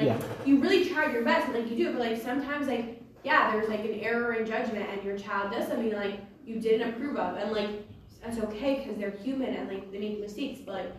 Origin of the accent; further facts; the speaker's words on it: Los Angeles, California, United States; I'm from L.A.